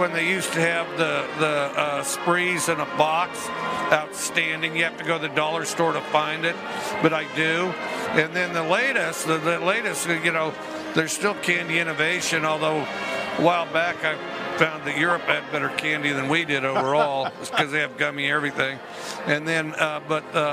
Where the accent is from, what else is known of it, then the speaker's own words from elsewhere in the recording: the West, United States; I grew up in the West